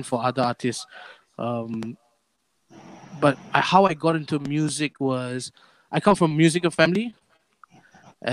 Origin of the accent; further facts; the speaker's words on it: Kuala Lumpur, Malaysia; I'm from Kepong, Jesus Caritas. Been going there since I was 5